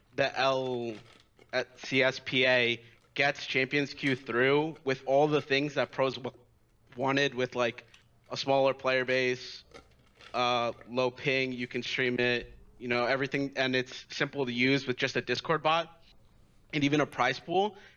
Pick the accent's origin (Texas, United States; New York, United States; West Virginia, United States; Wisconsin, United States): New York, United States; I'm from New York.